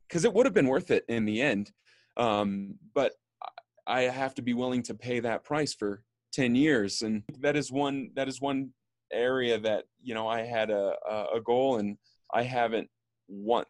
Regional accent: Austin, Texas, United States; moved away as an adult; also born or lived in Bay Area; now in New York, United States; I grew up in Austin, Texas, leaving Austin, going to school in the Bay Area, and then back to Austin after school, and then I moved to New York.

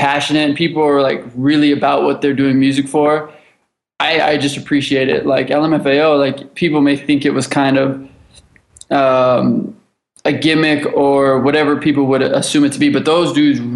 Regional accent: Los Angeles, California, United States; I grew up in Los Angeles. I grew up here

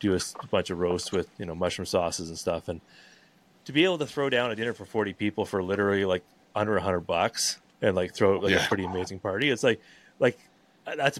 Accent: Vancouver, British Columbia, Canada; moved away as an adult; now in Sunshine Coast, Canada; I'm from Vancouver originally, and we've sort of since moved up to the Sunshine Coast

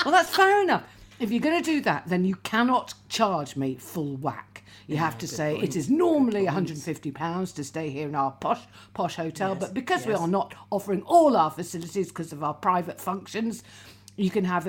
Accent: Kuala Lumpur, Malaysia; born there; because I was born out in Kuala Lumpur.

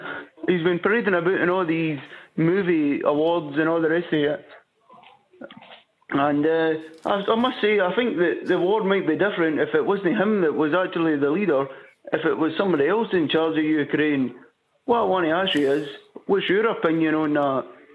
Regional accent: Ayrshire, Scotland, United Kingdom; now in Harrogate, United Kingdom; I come from Ayrshire. In Scotland.

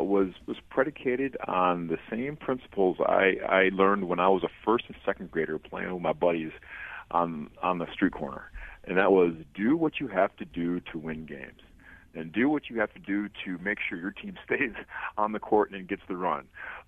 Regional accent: just outside Detroit, Michigan, United States; moved away as an adult; also born or lived in Durham, North Carolina; now in Miami, United States; I'm from just outside Detroit, Michigan.

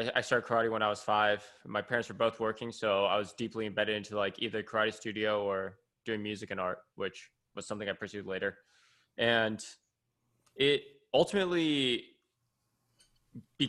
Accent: California, United States; I'm some kid from California

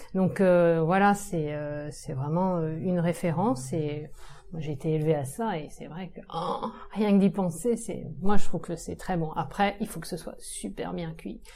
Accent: Saint-Brieuc, Brittany, France; je viens de Saint-Brieuc, dans les Côtes d'Armor

